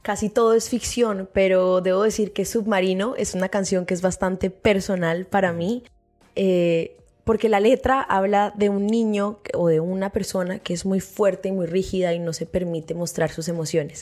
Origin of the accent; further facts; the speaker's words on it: Bogotá, Colombia; also born or lived in San Andrés; yo soy de Bogotá, yo viví mis primeros cuatro años de infancia en la isla